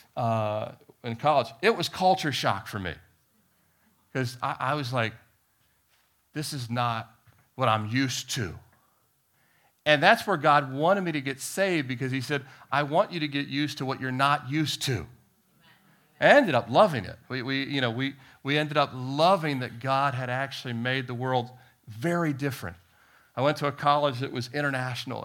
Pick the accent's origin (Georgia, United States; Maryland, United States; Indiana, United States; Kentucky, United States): Maryland, United States; D.C., the Beltway area; moved away as an adult; also born or lived in Annapolis, Maryland / Miami, Florida; So I had grown up, uh, outside of Washington, D C, and, uh, you know, the Beltway area, but I was, we, I was born in Annapolis, Maryland